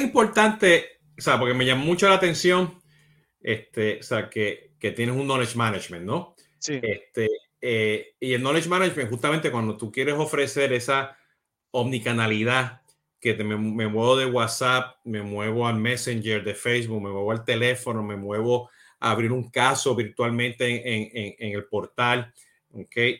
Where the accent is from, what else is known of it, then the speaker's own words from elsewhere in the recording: Puerto Rico; como buen boricua puertorriqueño